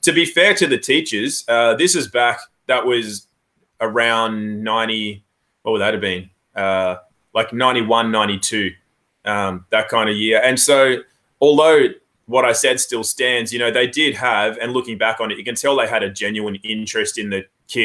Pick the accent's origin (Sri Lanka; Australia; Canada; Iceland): Australia; also born or lived in England; I was born in England, actually, and then moved to Australia when I was 8 months old, went through public schooling